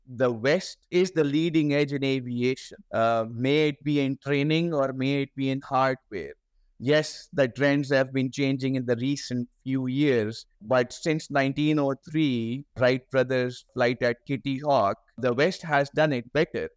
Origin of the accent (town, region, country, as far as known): Pakistan